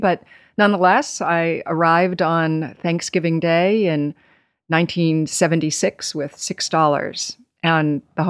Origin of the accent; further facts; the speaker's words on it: Nevada, United States; also born or lived in Boston, Massachusetts; now in New York, United States; I was born in Boston and then spent some years on the West Coast in Nevada and ultimately moved to New York as a young woman when I was 19.